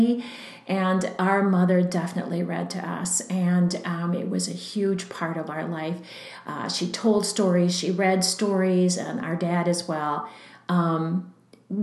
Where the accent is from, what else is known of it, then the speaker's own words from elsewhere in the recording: Green Bay, Wisconsin, United States; now in Redwood Falls, United States; Growing up in Green Bay, and the Southwest branch was the little library closest to my home